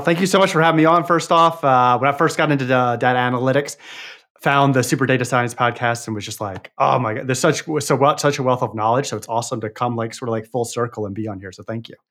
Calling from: Arkansas, United States; calling from Arkansas in the United States.

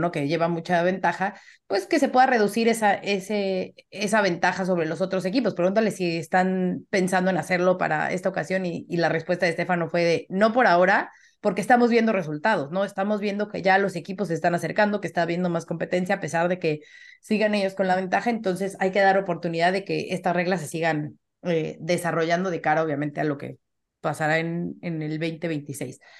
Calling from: Mexico City, Mexico; de la Ciudad de México

